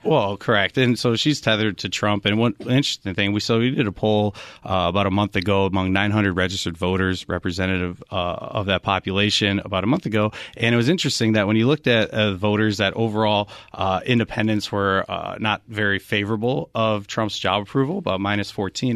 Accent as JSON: {"language": "English", "region": "Wisconsin", "country": "United States", "moved": "yes", "lives_now": "Arizona, United States", "said": "I'm actually from, uh, Wisconsin is where I hail from"}